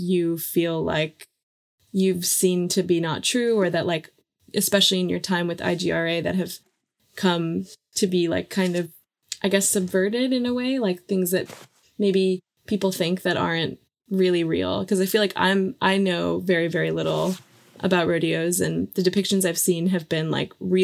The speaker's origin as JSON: {"language": "English", "region": "Northeast", "country": "United States", "tie": "born or raised there", "said": "growing up in the Northeast"}